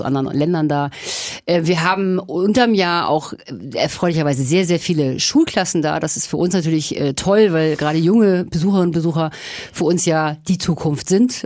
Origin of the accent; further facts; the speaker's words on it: Kiel, Schleswig-Holstein, Germany; also born or lived in Berlin; now in Nuremberg, Germany; Ich bin in Kiel geboren